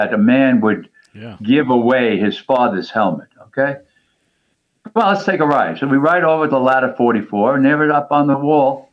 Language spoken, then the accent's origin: English; New York, United States; moved away as an adult; now in Naples, United States; I'm from New York